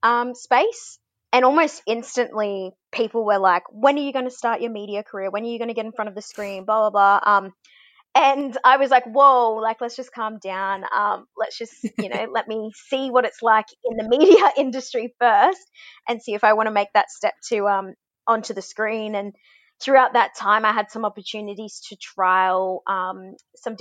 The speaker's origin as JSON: {"language": "English", "town": "Brisbane", "region": "Queensland", "country": "Australia", "tie": "born or raised there", "said": "I'm a Queenslander. You know, grew up in Murray country in Brisbane"}